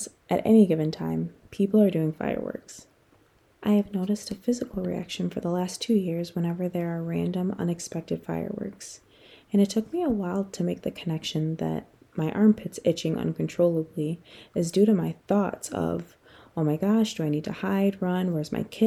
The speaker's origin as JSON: {"language": "English", "country": "United States", "tie": "born or raised there", "moved": "as an adult", "said": "Being an American"}